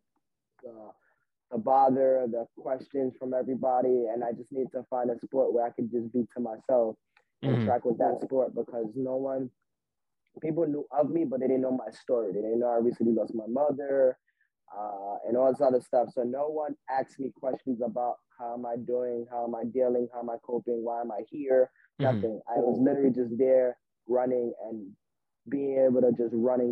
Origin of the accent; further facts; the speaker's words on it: New York City, New York, United States; Born and raised in Brooklyn, New York